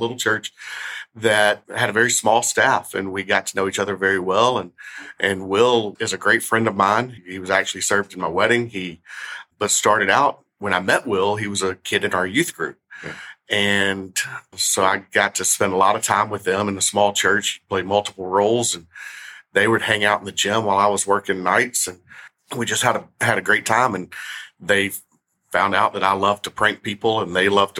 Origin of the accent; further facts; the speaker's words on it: Memphis, Tennessee, United States; I'm from Memphis. I grew up here in Memphis